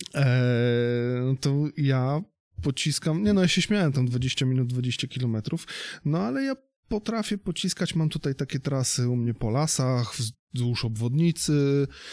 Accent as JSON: {"language": "Polish", "town": "Gdynia", "region": "Pomeranian Voivodeship", "country": "Poland", "said": "u nas w Gdyni"}